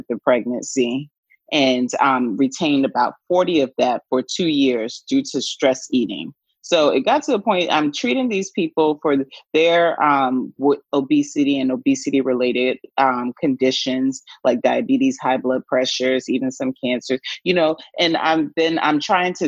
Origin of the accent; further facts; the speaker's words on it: Atlanta, Georgia, United States; up in the South in Atlanta, Georgia, is where I'm from originally.